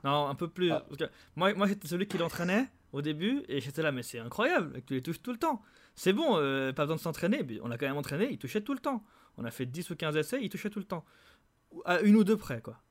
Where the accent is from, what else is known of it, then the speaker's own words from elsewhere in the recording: Geneva, Switzerland; on est tous de Genève.